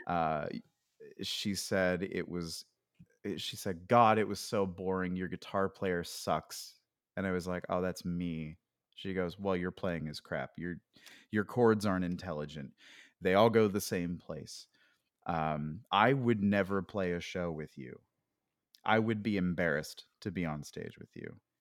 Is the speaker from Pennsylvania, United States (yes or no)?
yes; Pennsylvania, United States; moved away as an adult; I grew up in Pennsylvania, uh, and I didn't really leave the state very much